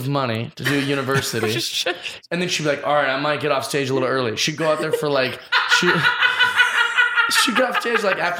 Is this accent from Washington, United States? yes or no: yes; Kent, Washington, United States; I'm born and raised in Kent, Washington.